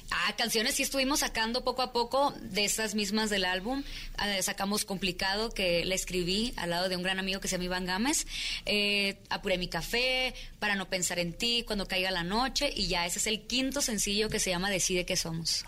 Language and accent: Spanish; Mexico; nuestras raíces también como mexicanos